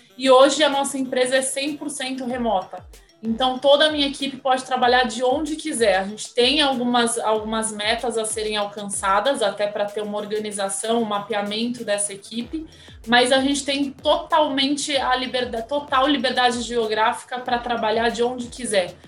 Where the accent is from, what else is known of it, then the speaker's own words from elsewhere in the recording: Santos, São Paulo, Brazil; moved away; Eu nasci em Santos, amo o litoral